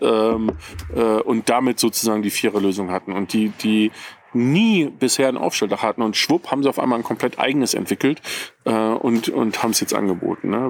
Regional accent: Ruhr area, North Rhine-Westphalia, Germany; now in Bavaria, Germany; ich komme ja nicht ursprünglich aus Bayern, ich wohne hier schon sehr, sehr lange, aber ich komme aus dem Ruhrgebiet

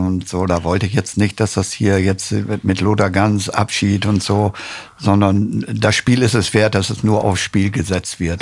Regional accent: Osnabrück, Lower Saxony, Germany; Ich war ja selber aus Osnabrücke

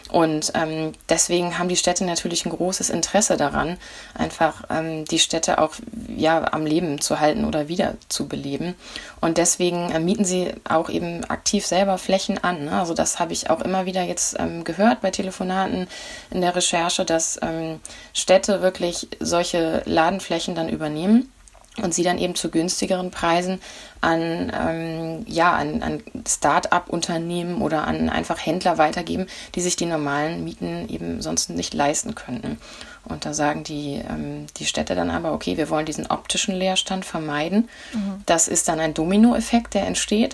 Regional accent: Flensburg, Schleswig-Holstein, Germany; Das ist Flensburg, meine Heimatstadt

